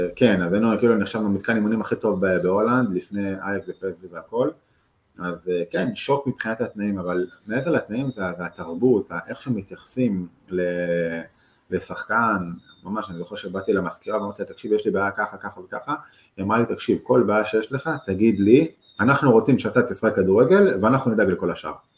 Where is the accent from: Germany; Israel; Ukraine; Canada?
Israel; also born or lived in Netherlands; אנחנו כישראלים